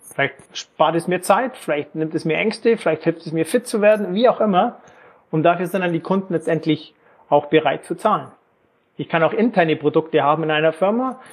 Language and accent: German; Lake Constance area, Germany; moved away as an adult; also born or lived in Frankfurt / Erlangen / England / New York; Ich komme ursprünglich ähm, aus Deutschland, Bodensee-Ecke